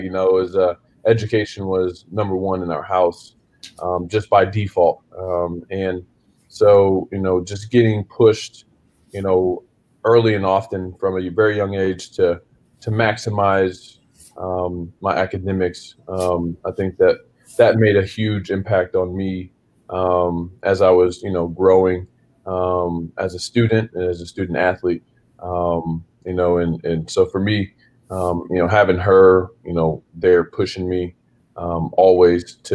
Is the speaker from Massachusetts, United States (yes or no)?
no; Springfield, Missouri, United States; moved away as an adult; now in Memphis, United States; I'm originally from Springfield, Missouri. So I'm a Midwest kid, and you know, went to Kickapoo High School